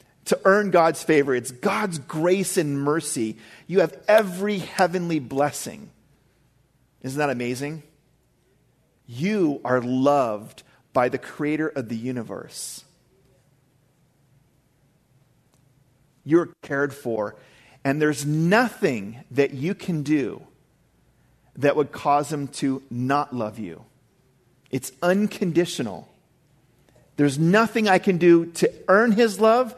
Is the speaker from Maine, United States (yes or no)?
yes; Maine, United States; I grew up in Maine, and I know what winter storms are like